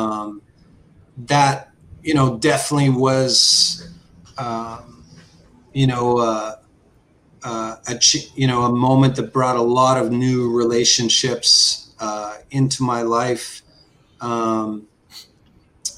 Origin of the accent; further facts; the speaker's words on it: Saskatchewan, Canada; also born or lived in Crawley, England; as a young guy growing up in Saskatchewan.